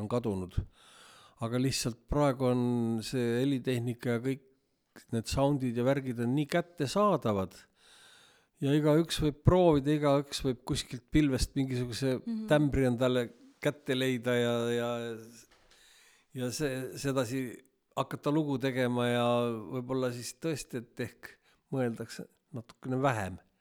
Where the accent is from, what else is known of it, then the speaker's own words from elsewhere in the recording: Viljandi, Viljandi County, Estonia; lapsena elasime Viljandis